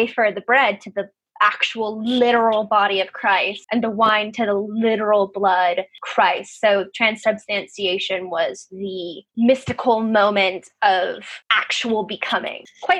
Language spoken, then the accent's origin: English; United States; I'm American